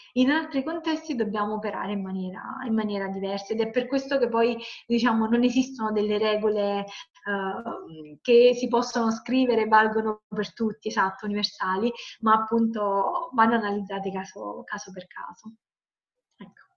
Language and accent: Italian; Salerno, Campania, Italy; io parto dal sud perché sono di Salerno, come si sente, campana